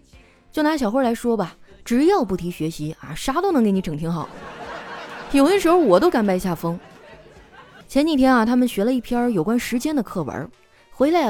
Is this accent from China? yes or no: yes; Northeast China, China; 我就特别怀念啊我们东北老家的冻梨。南方的朋友可能不清楚啊，在我们东北呢，有一种冬季限定水果叫冻梨。